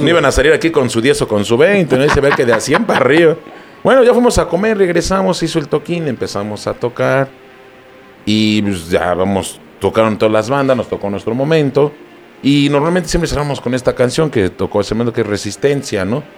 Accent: Mexico City, Mexico; Venimos de la Ciudad de México.

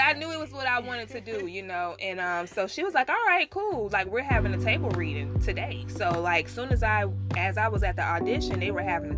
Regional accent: Palm Beach, Florida, United States; moved away; also born or lived in Tallahassee; I'm from Palm Beach

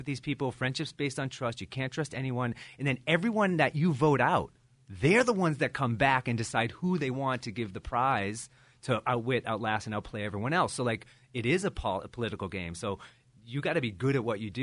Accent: Lexington, Massachusetts, United States; now in New Hampshire, United States; I grew up in Lexington. I live in New Hampshire.

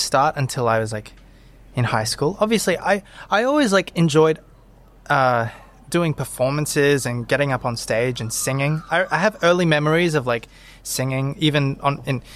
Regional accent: Brisbane, Queensland, Australia; also born or lived in Zephyrhills, Florida, United States; most of my memories these days are like from living in Brisbane, Australia. And I feel like I had a wonderful childhood

